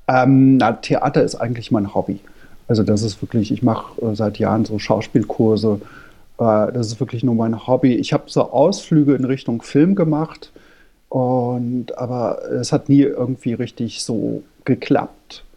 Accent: near Frankfurt am Main, Hesse, Germany; moved away as an adult; now in Berlin, Germany; ich komme ursprünglich aus äh, der Nähe von Frankfurt am Main und bin aber jetzt seit, ich glaube, 96 in Berlin.

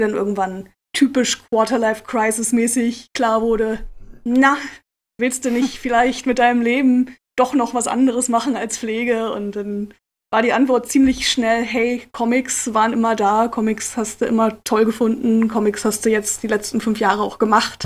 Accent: Lüneburg, Lower Saxony, Germany; ich komme ursprünglich aus Lüneburg, ah. ähm, in der Nähe von Hamburg. Okay. Und ähm, habe da ähm, und in und um Lüneburg meine Jugend verbracht.

